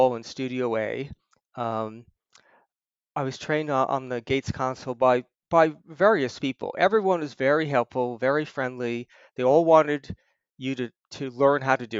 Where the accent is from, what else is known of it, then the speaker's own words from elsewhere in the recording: Hempstead, New York, United States; I grew up in Hempstead on Broadfield Road